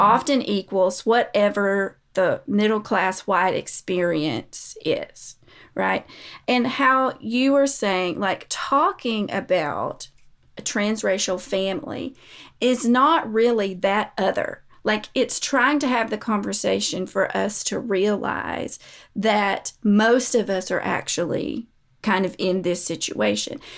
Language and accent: English; United States; We are American.